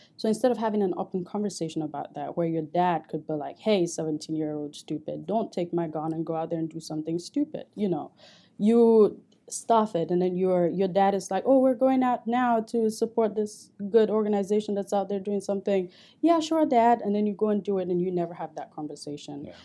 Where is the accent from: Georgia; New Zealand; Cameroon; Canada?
Cameroon; moved away as an adult; also born or lived in St. Cloud, Minnesota; now in United States; I grew up in Cameroon